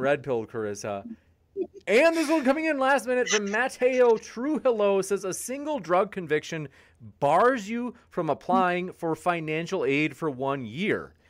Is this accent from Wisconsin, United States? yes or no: yes; Wisconsin, United States; Wisconsin, my home state